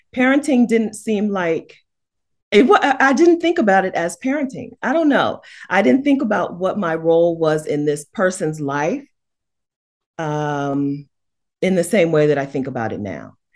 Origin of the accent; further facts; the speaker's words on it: United States; as an American woman